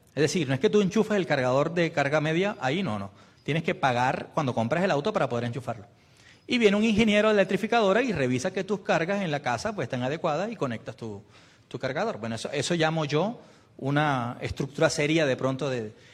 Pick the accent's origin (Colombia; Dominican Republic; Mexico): Colombia